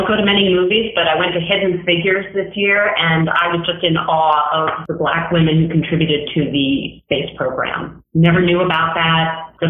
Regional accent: New York, United States; I'm originally from Manhattan

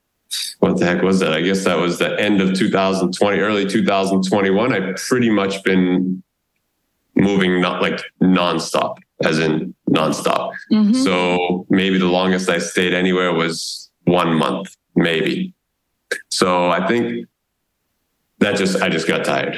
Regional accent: United States; moved away as an adult; now in Raleigh, United States; live in my home country

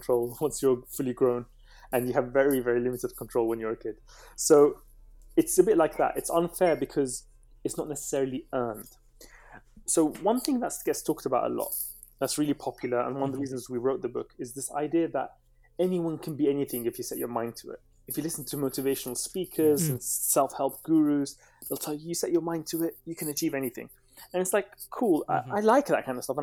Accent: London, United Kingdom; also born or lived in Baghdad, Iraq; I came to London when I was 3 years old. I was born in Baghdad

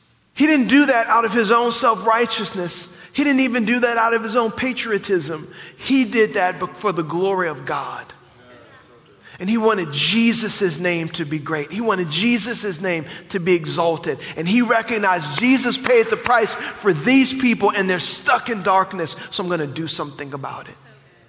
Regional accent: New Orleans, Louisiana, United States; moved away; I grew up in New Orleans

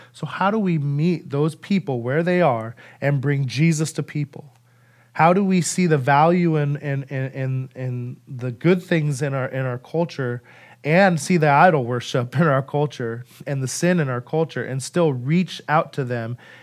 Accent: Idaho, United States; moved away; I'm from Idaho

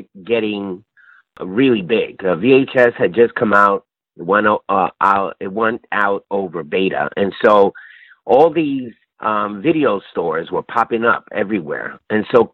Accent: New York City, New York, United States; moved away as an adult; also born or lived in Los Angeles; I'm originally from the Lower East Side of Manhattan, New York City. Yes, I grew up down here, and I left to Los Angeles when I was 18

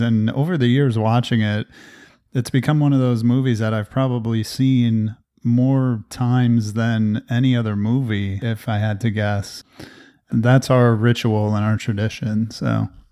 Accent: New Jersey, United States; moved away; a tradition that I grew up with in New Jersey

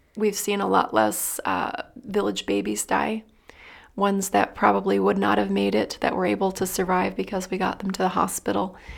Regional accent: Dayton, Ohio, United States; moved away as an adult; now in Philippines; I'm actually from Dayton, Ohio

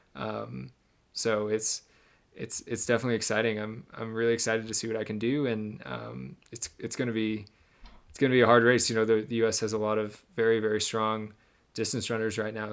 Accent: Michigan, United States; I grew up in Michigan

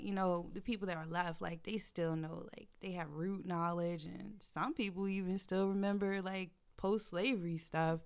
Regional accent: Norfolk, Virginia, United States; so I was raised in Norfolk mm-hmm. my whole life

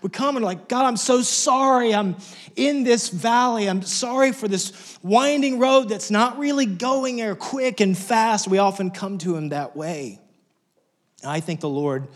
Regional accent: Lubbock, Texas, United States; moved away; I grew up in Wessex. In fact, just a few weeks ago, got a chance to go back to my hometown, Lubbock, Texas

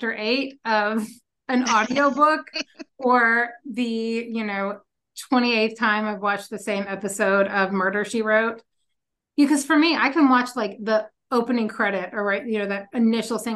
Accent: Louisville, Kentucky, United States; moved away; I grew up in Kentucky in Louisville

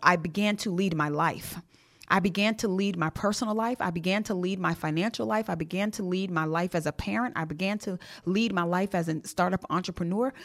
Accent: Jamaica; I am Jamaican.

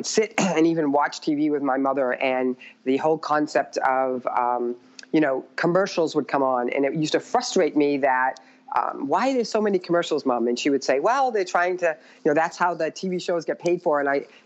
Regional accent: Methuen, Massachusetts, United States

